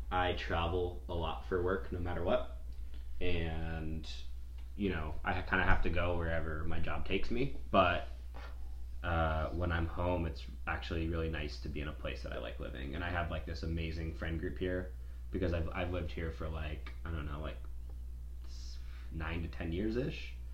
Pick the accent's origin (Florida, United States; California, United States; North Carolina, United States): Florida, United States; West Palm Beach; moved away as an adult; now in Jacksonville, United States; am from Southeast Florida. Okay from like West Palm area.